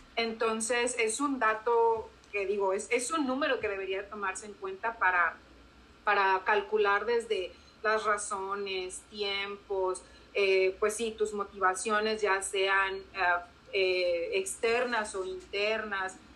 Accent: Mexico; moved away as an adult; now in Burbank, United States; nosotros como mujeres mexicanas

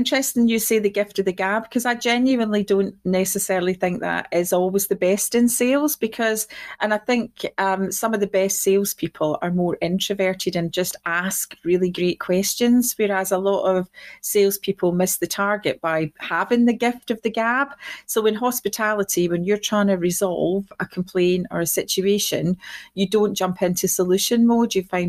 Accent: Clydebank, Scotland, United Kingdom; originally I'm from Clydebank, which is just outside Glasgow, a working class town.

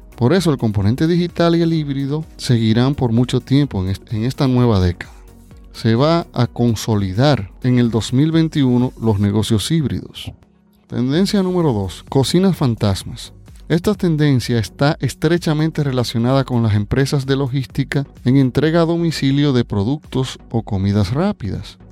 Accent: Dominican Republic; Aquí en mi país, República Dominicana

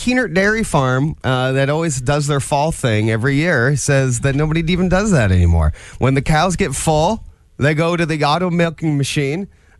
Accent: Fort Wayne, Indiana, United States; Actually, I was born in Fort Wayne

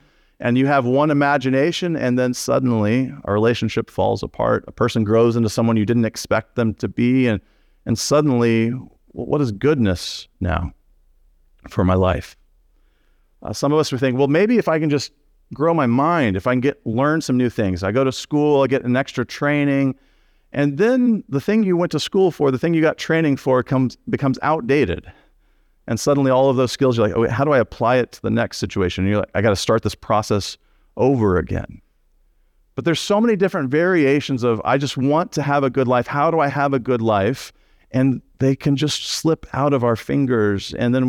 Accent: Texas, United States

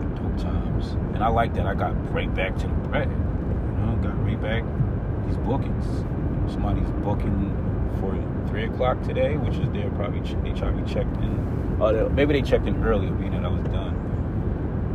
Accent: Atlanta, Georgia, United States; I'm from Atlanta too

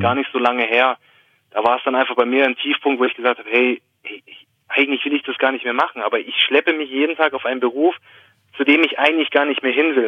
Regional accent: Swabia, Baden-Württemberg, Germany; accent: Swabian; dann kommt das Schwäbische schon ein bisschen raus

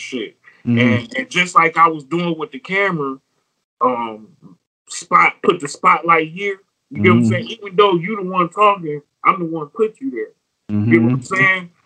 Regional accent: Detroit, Michigan, United States; I'm from Joy around here

